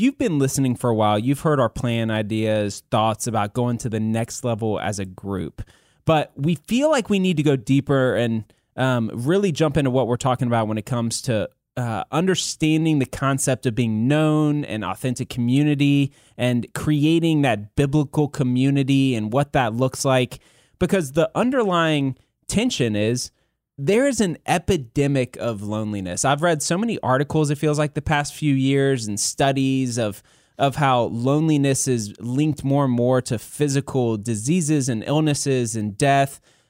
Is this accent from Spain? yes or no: no; South Korea; born there; No, I was born in South Korea.